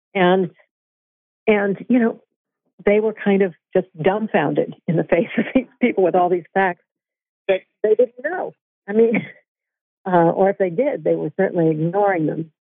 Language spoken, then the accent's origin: English; Vermont, United States; I'm I'm from Vermont